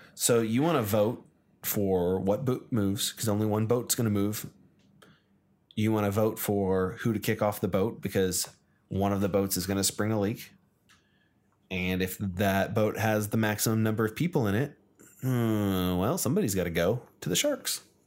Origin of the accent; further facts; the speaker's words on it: United States; I'm American